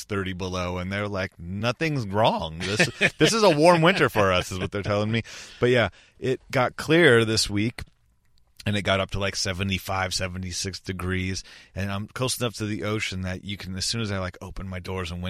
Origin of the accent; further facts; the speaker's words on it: Covina, California, United States; Yeah, I was born in Covina in the Valley, but I ended up moving, I don't know, around junior high to the beach and kind of stayed.